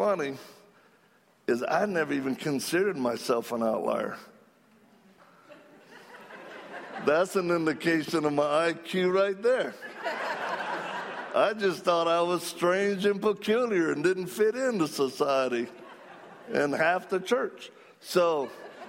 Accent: Cajun, Louisiana, United States; I'm Cajun.

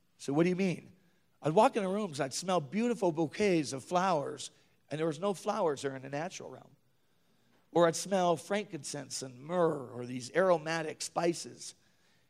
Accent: northern Minnesota, United States; moved away as an adult; also born or lived in Williston, North Dakota; I usually made it home every year to my mom's house, small hometown, northern Minnesota.

